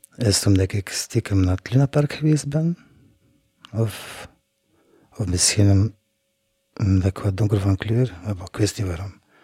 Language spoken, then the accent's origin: Dutch; Blankenberge, Flanders, Belgium; now in Ghent, Belgium; Ik ben geboren in Blankenbergen. Ik woonde in een huisje in de Sprotstraat met mijn vijf broers en zus. Ik ging dan naar school.